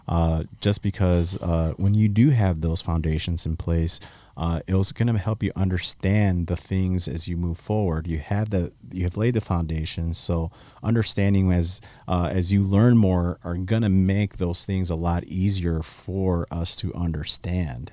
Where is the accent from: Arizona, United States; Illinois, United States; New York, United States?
Illinois, United States; Chicago; moved away as an adult; now in South Texas, United States; you guys know that I'm from Chicago